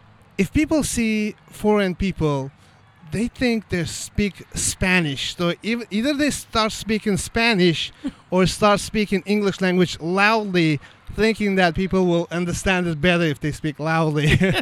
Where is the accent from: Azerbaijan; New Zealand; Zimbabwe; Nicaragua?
Azerbaijan; Baku; first language Azerbaijani; English is a second language; moved away as an adult; now in Fishers, United States; I'm from Azerbaijan. It's a former Soviet Union, but now it's an independent country from 1991. The city is a capital called Baku. I'm from Baku